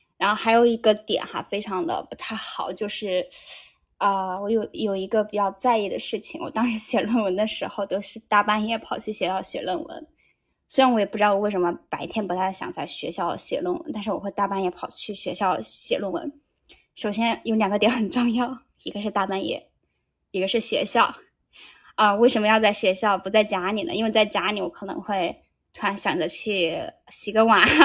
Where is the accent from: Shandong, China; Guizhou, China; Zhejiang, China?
Guizhou, China; moved away as an adult; now in Japan; 哥们，我是我是贵州人，有的时候普通话有点有点奇怪啊。